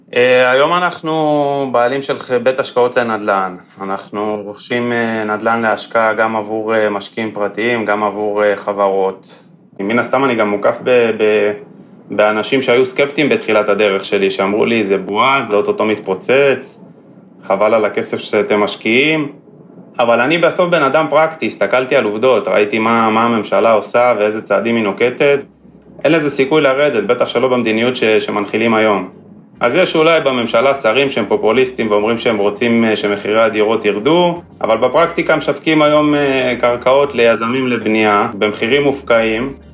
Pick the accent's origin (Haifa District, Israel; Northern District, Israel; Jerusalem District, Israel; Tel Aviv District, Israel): Tel Aviv District, Israel; Bat Yam; גדלתי בסוף גם בבת ים